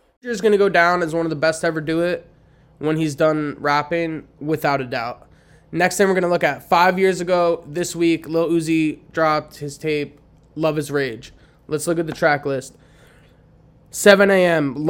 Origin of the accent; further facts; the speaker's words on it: East Coast, United States; I'm from the East Coast.